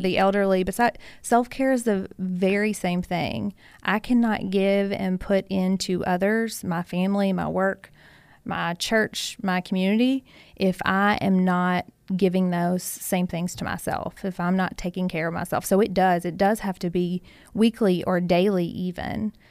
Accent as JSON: {"language": "English", "area": "Hancock County", "region": "Kentucky", "country": "United States", "tie": "born or raised there", "said": "I grew up in Hancock County, so not very far away"}